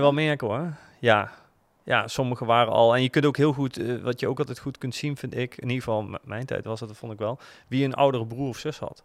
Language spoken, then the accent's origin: Dutch; Groesbeek, Gelderland, Netherlands; ik ben opgegroeid in Groesbeek en dan moest ik naar Nijmegen naar school.